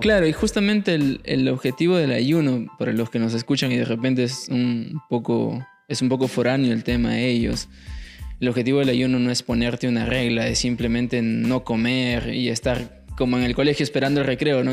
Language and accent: Spanish; Paiján, La Libertad, Peru; now in Trujillo, Peru; como cualquier eh, chico del valle, yo vengo de Paiján, norte